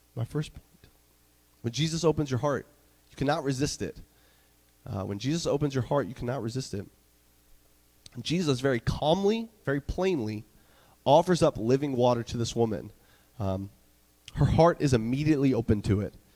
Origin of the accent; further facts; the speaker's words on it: North Carolina, United States; moved away; the church that I grew up in in North Carolina